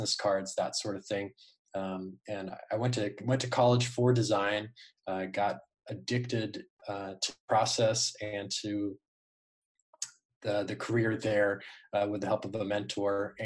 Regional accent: Arizona, United States; I started really young here in Arizona.

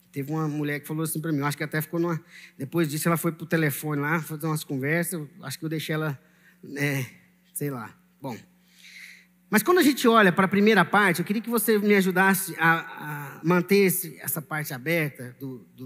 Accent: Maranhão, Brazil; Eu vim do Maranhão, mas na verdade eu sou nação santa. Estou falando isso olhando para o Maranhão

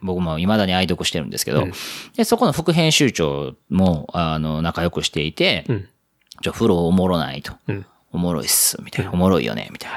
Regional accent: Osaka, Japan; accent: Osaka dialect; moved away as an adult; now in Tokyo, Japan; 大阪の人間

